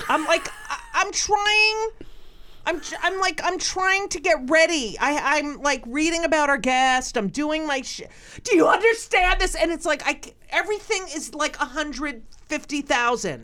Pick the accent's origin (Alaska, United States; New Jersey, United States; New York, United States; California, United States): New Jersey, United States; Clark; moved away; that's where I grew up